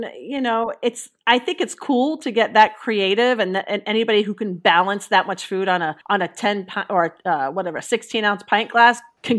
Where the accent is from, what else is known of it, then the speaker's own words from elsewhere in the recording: Bethpage, New York, United States; Growing up on the East Coast, you know, I was born in Long Island, Bethpage, Long Island